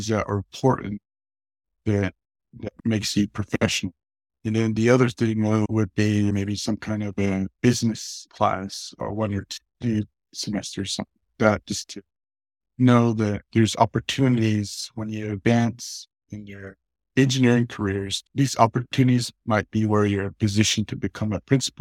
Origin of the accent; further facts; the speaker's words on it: Kayenta, Arizona, United States; I'm originally from Kienta, Arizona, near the Four Corners area. I grew up on the Navajo reservation